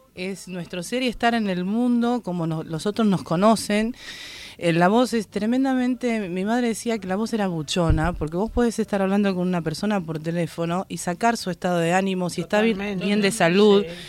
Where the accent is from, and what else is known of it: Lanús, Buenos Aires Province, Argentina